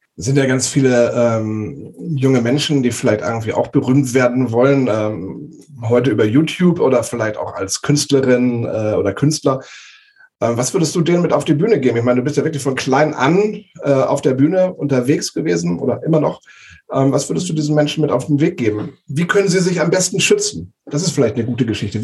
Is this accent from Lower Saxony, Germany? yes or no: yes; Walsrode, Lower Saxony, Germany; ich komme hier aus, aus der Region Hannover, also Flachland-Tiroler.